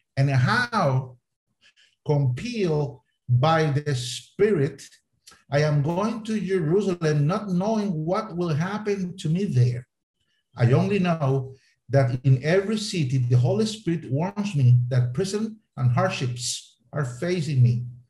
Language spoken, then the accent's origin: English; Costa Rica; first language Spanish; English is a second language; moved away as an adult; also born or lived in Jordan / Boise, Idaho, United States; now in Spain; So I was born in Costa Rica. I am Latin American, Latin American by the grace of God. So my first language is Spanish